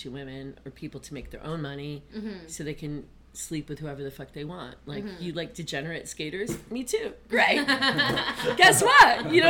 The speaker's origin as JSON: {"language": "English", "town": "Syracuse", "region": "New York", "country": "United States", "tie": "born or raised there", "moved": "yes", "said": "I came from Syracuse."}